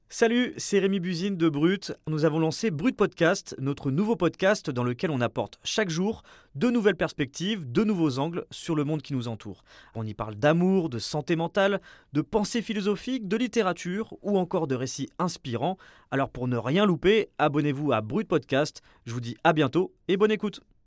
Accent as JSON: {"language": "French", "area": "Alsace, near Strasbourg", "region": "Grand Est", "country": "France", "tie": "born or raised there", "moved": "yes", "said": "j'ai grandi en Alsace, pas loin de Strasbourg"}